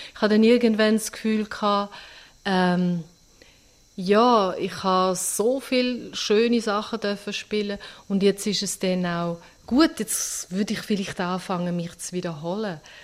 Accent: Austria; also born or lived in St. Gallen, Switzerland; now in Switzerland; in der Schweiz geboren und in Österreich aufgewachsen

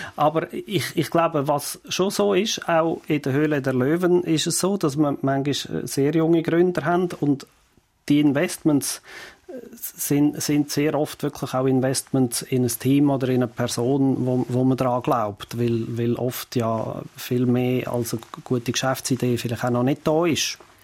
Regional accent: Fricktal, Aargau, Switzerland; ich bin ja im Fricktal aufgewachsen, wo wir keinen See haben

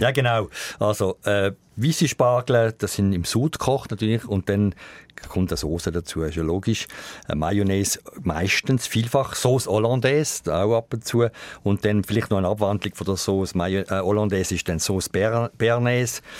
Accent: Switzerland; Die Schweiz hat natürlich von der Topografie her schon ein bisschen ein Problem, weil es viel bergige und hügelige Gebiete hat. Und da gibt es eigentlich bei uns wenig Gegenden

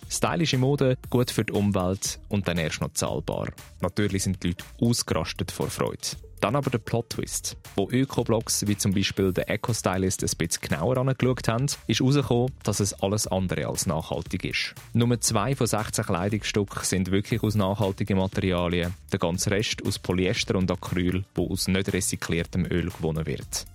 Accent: Switzerland; bei uns in der Schweiz

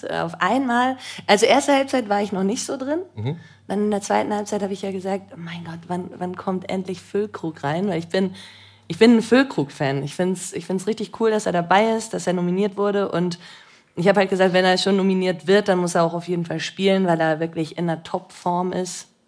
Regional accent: Switzerland; Ich liebe die Schweizer. Ich bin ja auch selber Schweizerin, was soll ich jetzt sagen?

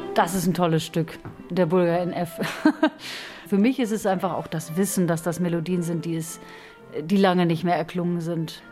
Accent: France; also born or lived in Austria / Alsace; now in Basel, Switzerland; Ich bin ja Französin. Aber dadurch, dass ich fast die Hälfte meines Lebens in, in Österreich verbracht habe

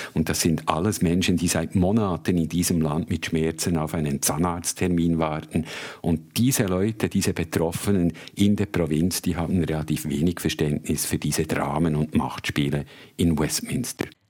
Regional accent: Switzerland; moved away as an adult; also born or lived in Africa; now in London, United Kingdom; als Schweizer Journalist

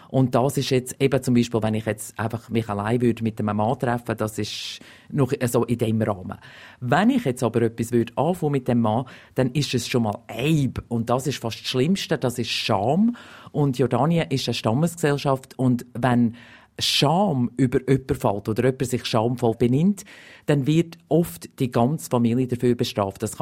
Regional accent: Glarus, Switzerland; Es erinnert mich ein bisschen ähm, an meine Heimat, also im Glarnerland. Wenn ich früher irgendwo auf der Straße rumgelaufen bin

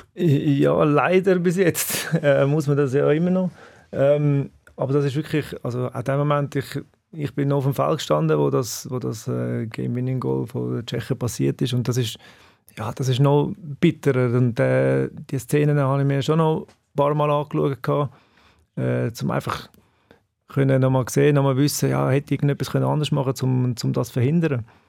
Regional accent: Bülach, Zurich, Switzerland; ich bin in Zbüllach aufgewachsen

